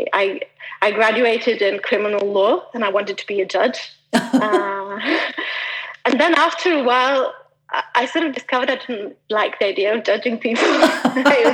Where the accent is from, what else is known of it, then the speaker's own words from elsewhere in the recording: Milan, Lombardy, Italy; also born or lived in Switzerland; I was born in Switzerland, but just by chance, just over the border. But I grew up in Milan.